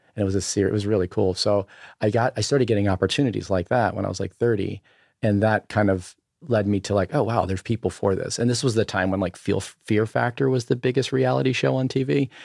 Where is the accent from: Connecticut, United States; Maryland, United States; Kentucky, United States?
Maryland, United States; Berlin; also born or lived in Ocean City, Maryland; I grew up on the eastern shore of, of Maryland, uh, in a town of, uh, called, uh, Berlin, Maryland